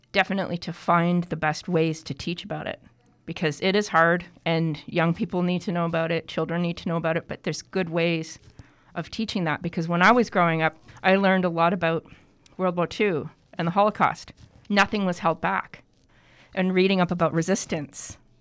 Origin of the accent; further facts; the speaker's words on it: Toronto, Ontario, Canada; I grew up in Toronto, actually. Yeah. I'm a big city kid